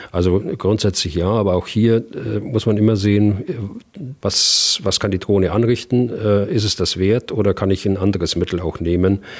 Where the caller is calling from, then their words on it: Berlin, Germany; ich komme aus Berlin.